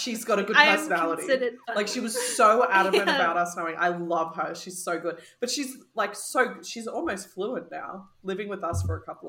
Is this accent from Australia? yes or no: yes; Australia; as an Australian